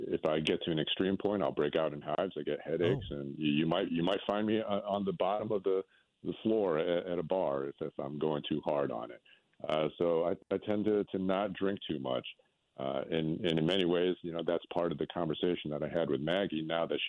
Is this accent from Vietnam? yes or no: yes; Vietnam; now in New Orleans, United States; I'm a first generation refugee. So, I mean, I guess I'm first generation American. But, you know, I was born in Vietnam.